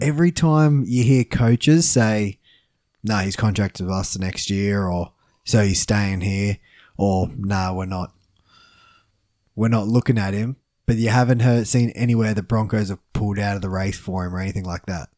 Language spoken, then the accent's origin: English; Queensland, Australia; as a Queenslander